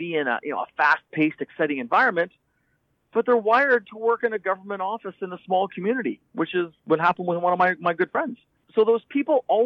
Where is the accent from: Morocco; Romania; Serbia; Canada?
Canada; I'm from Canada